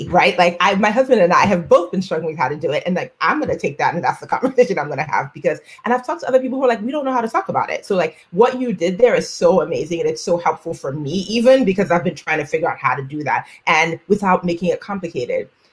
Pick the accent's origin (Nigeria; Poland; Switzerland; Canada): Nigeria; first language Yoruba; English is a second language; I am a Black woman, I am Nigerian